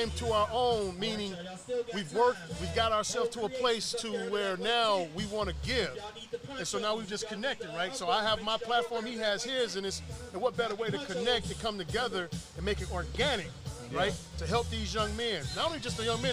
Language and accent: English; Inkster, Michigan, United States; I'm from Inkster, Michigan